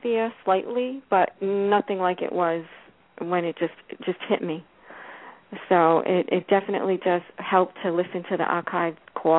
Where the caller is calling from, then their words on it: West Palm Beach, Florida, United States; from West Palm Beach, Florida.